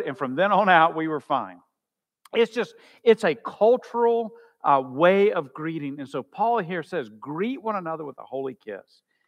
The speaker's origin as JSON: {"language": "English", "country": "United States", "said": "as American Christians"}